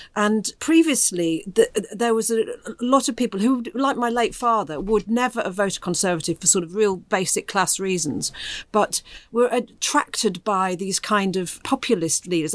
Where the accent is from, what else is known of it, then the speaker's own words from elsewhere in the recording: Doncaster, Yorkshire and the Humber, United Kingdom; moved away; I was in uh, Doncaster, my hometown